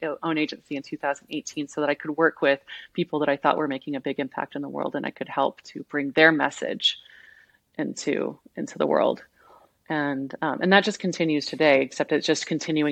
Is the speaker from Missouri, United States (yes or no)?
yes; Southwest Missouri, United States; I grew up in Southwest Missouri